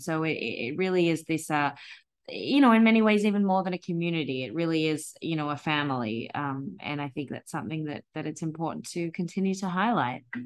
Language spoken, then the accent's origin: English; Australia; moved away; being Australian